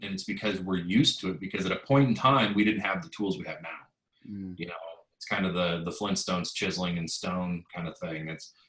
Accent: West Coast, United States; I grew up on the West Coast

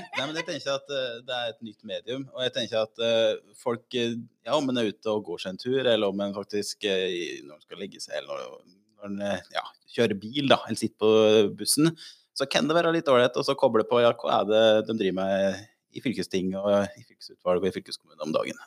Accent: Otta, Innlandet, Norway; now in Lillehammer, Norway; jeg er fra Otta og bor på Lillehammer

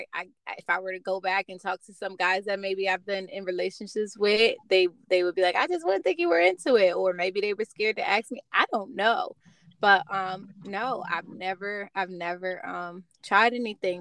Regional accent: New Jersey, United States; Jersey boy. That's where I'm from too

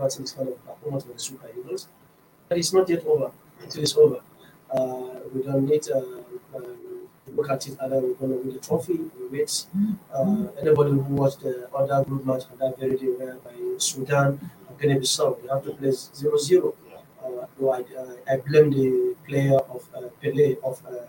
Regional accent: Nigeria; as a Nigerian coach and as an assistant secretary of coaches in Nigeria

